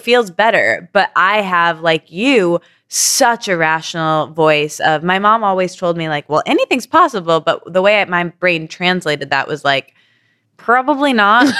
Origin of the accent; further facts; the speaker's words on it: Midwest, United States; I come from Midwestern people